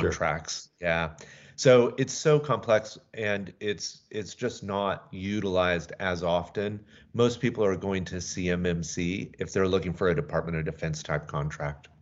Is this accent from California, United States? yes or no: no; Atlanta, Georgia, United States; moved away as an adult; also born or lived in Seattle; now in Skagit Valley, United States; Originally, I'm from Atlanta